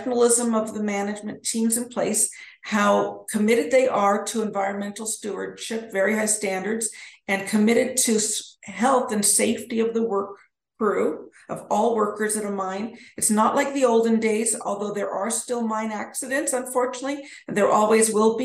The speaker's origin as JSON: {"language": "English", "town": "Edmonton", "region": "Alberta", "country": "Canada", "tie": "born or raised there", "moved": "yes", "lives_now": "Denver, United States", "said": "I grew up in Edmonton, Alberta"}